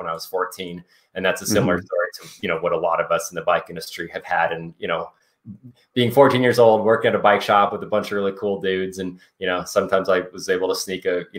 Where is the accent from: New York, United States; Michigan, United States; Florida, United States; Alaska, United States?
Alaska, United States; Anchorage; now in Carbondale, United States; I grew up in Anchorage, Alaska, and was a total bike nerd